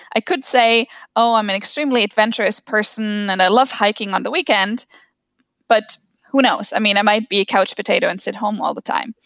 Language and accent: English; Germany; born or raised there